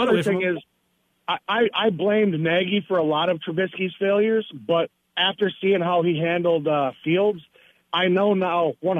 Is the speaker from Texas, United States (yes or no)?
no; North Dakota, United States; born there; I mean, I was born in North Dakota, so I like North Dakota State.